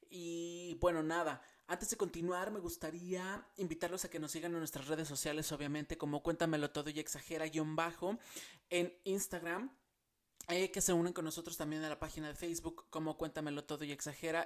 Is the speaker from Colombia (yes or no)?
no; Mexico; moved away as an adult; cuando yo salí de México, ustedes saben que ya no vivo en México